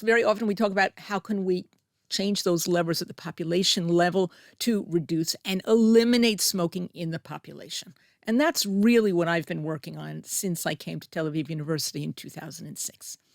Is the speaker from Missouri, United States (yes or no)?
no; Middlesex, New Jersey, United States; moved away as an adult; also born or lived in East Paterson, New Jersey / Delaware; now in Israel; I grew up in New Jersey